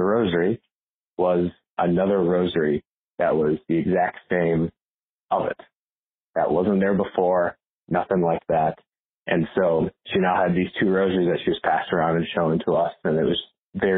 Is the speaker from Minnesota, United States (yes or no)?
yes; Northfield, Minnesota, United States; I hail from Northfield, Minnesota